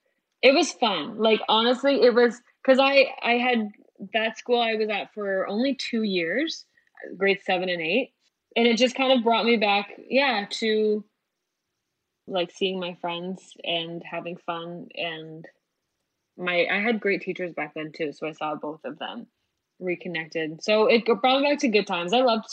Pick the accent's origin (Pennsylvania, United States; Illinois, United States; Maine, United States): Illinois, United States; Schaumburg; I was playing for the first time in like my hometown in Schaumburg.